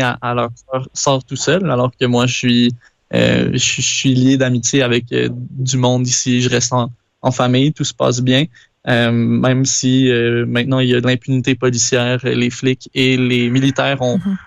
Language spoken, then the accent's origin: French; Quebec, Canada; moved away; dans mon pays, euh, dans ma sur ma terre natale